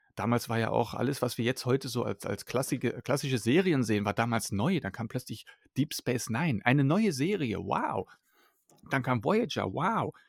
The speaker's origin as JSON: {"language": "German", "country": "Germany", "tie": "born or raised there", "also_born_or_lived": "Belgium", "second_language": "German", "said": "bin als Kind mit meiner Eltern nach Deutschland umgezogen und dann ja, bin ich hier einfach aufgewachsen"}